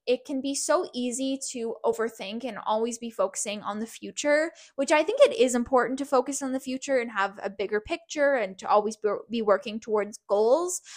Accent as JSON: {"language": "English", "country": "Canada", "said": "from Canada"}